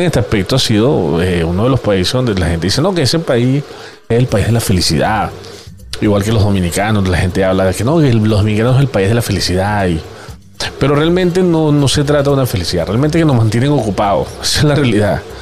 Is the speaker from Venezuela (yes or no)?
yes; Venezuela; como todo venezolano